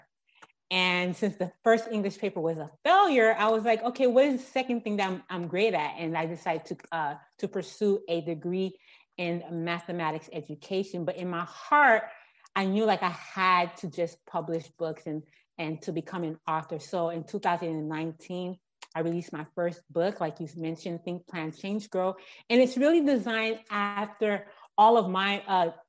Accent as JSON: {"language": "English", "town": "Miami", "region": "Florida", "country": "United States", "tie": "born or raised there", "said": "I was born and raised in Miami, Florida, and haven't left here, been here all my life"}